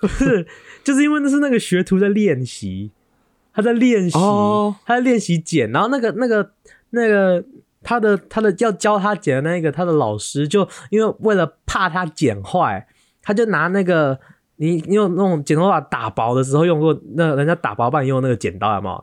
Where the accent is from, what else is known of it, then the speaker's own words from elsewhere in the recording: Taiwan; accent: Taiwanese accent; now in New York, United States; 我是台湾人